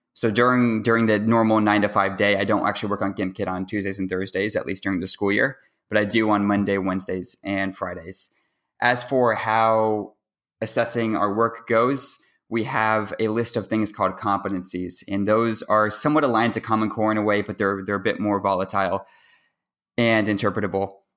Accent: Seattle, Washington, United States; I'm going to my senior year of high school, and I'm from Seattle, Washington

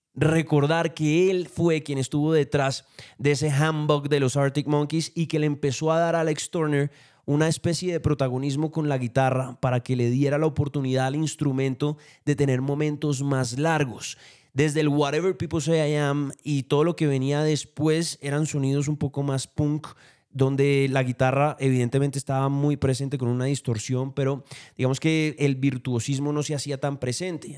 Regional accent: Colombia; vengo desde Colombia

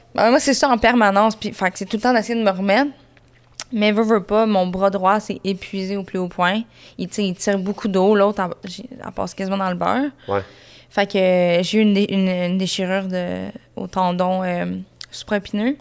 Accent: Saint-Jean-sur-Richelieu, Quebec, Canada; j'ai grandi à Saint-Jean, sur Richelieu

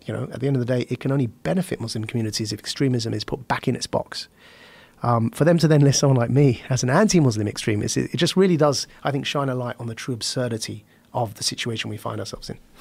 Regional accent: Essex, East of England, United Kingdom; I was born and raised in Essex in the United Kingdom

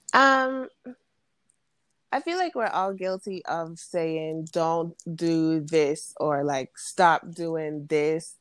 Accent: U.S. Virgin Islands; moved away as an adult; now in Alabama, United States; I'm from St. Thomas. Um, I went to uh, if you're familiar with St. Thomas, I attended the SDA school from K through 12. Um, then I moved to Alabama

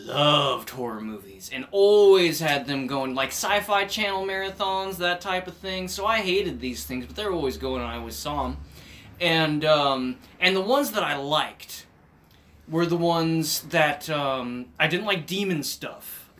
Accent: United States; I was brought up down in Owen County

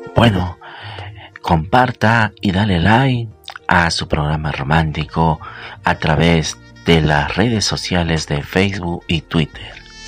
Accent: Peru; que lo celebramos aquí en mi país, en Perú.

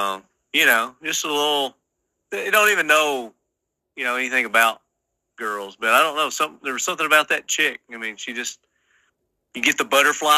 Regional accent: Sparta, Tennessee, United States; born or raised there

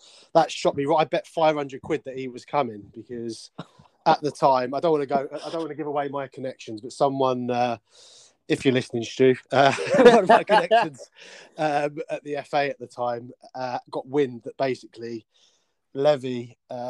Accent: Bedfordshire, East of England, United Kingdom; I grew up in Bedfordshire, so I do know it pretty well.

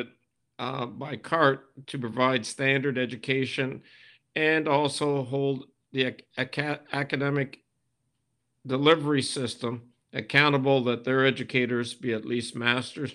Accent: Kitchener, Ontario, Canada; now in Nova Scotia, Canada; I'm a Canadian, born in Kitchener, Ontario, and attended the University of Waterloo undergrad program.

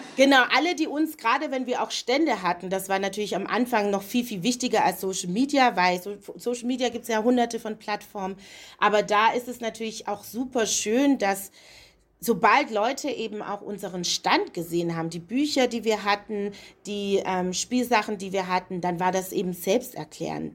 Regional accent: Stuttgart, Baden-Württemberg, Germany; moved away as an adult; also born or lived in Leipzig / Berlin; ich bin in Stuttgart geboren, dort aufgewachsen

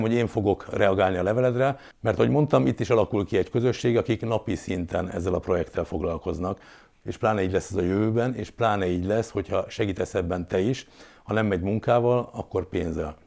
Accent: Hungary; élhetünk ma itt Magyarországon, a Kárpát-medencében mi mindannyian. Mondhatnám, ezért vagyunk magyarok

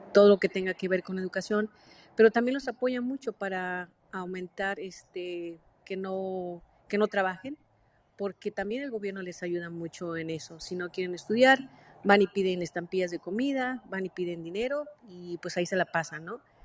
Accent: Mexico; now in United States; yo soy mexicana, pero vivo en Estados Unidos

